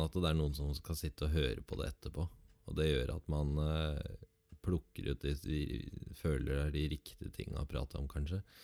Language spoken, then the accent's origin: Norwegian; Southern Norway, Norway